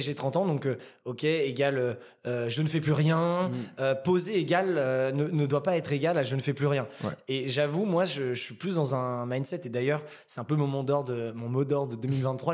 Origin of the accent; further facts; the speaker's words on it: Saint-Cloud, Île-de-France, France; also born or lived in Paris; je suis originaire euh, de la banlieue parisienne dans le 92, donc j'ai grandi à Saint-Cloud et après j'ai vécu très rapidement dans Paris.